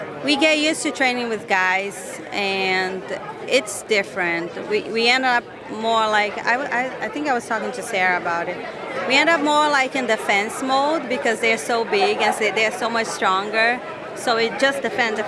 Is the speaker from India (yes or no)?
no; Rio de Janeiro, Brazil; moved away as an adult; also born or lived in Florida, United States; now in Maine, United States; I'm from Rio, but it's the city where I lived was like 5 hours from Rio, so it's kind of like far away from everything